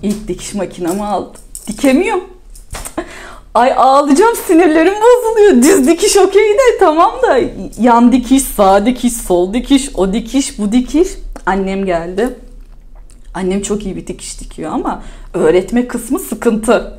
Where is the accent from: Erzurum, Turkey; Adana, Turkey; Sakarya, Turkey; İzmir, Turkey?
İzmir, Turkey; bir İzmirli olarak da İzmir'i de seven biri olarak da ve burada yaşamaktan keyif alıyorum.